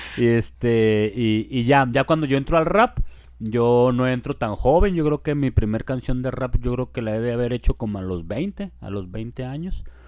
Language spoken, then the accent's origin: Spanish; Guadalajara, Jalisco, Mexico; also born or lived in Chapala; Yo nací en Guadalajara y viví en Guadalajara toda mi niñez y en la adolescencia me fui por allá para Chapala